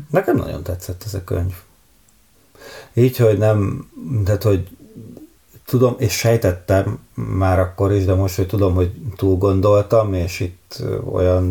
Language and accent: Hungarian; Hungary; egy vidéki nagyvárosban nőttem fel